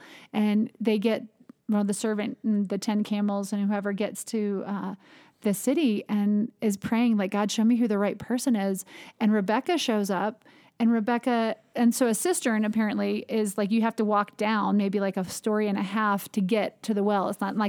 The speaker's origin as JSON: {"language": "English", "region": "the South", "country": "United States", "said": "I think that as a Southerner, sometimes we take hospitality for granted"}